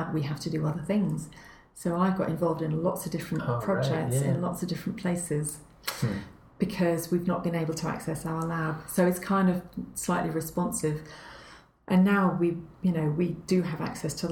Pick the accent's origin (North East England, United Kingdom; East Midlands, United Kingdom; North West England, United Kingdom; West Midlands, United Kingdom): North East England, United Kingdom; Northumberland; moved away; also born or lived in Canada; I grew up, my best growing up was in Northumberland.